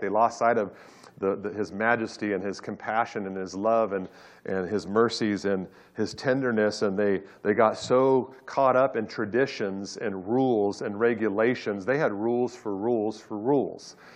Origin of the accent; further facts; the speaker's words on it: Orange County, California, United States; I grew up in Orange County